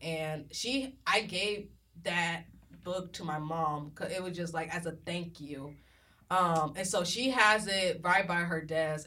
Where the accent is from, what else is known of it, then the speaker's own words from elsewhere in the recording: Galveston, Texas, United States; I'm from Galveston, Texas